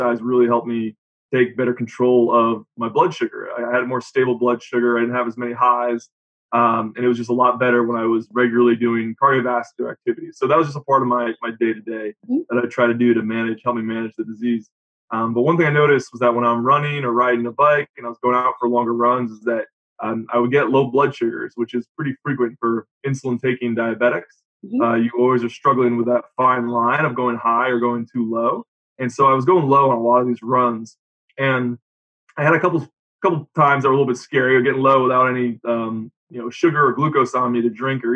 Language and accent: English; Rhode Island, United States; also born or lived in Jacksonville, Florida; now in Northern Kentucky, United States; I'm from Rhode Island